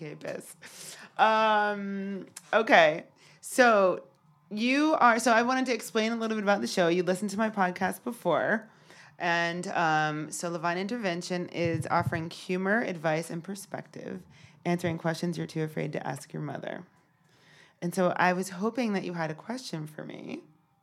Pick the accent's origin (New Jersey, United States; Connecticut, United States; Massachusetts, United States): Connecticut, United States; I'm from Connecticut